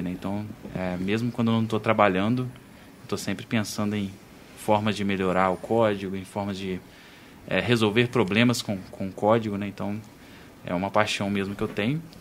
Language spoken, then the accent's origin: Portuguese; Barra Mansa, Rio de Janeiro, Brazil; Uh, eu sou de Barra Mansa, né? Nascido em Barra Mansa. Uh, fiquei em Barra Mansa aí até 30 anos, né?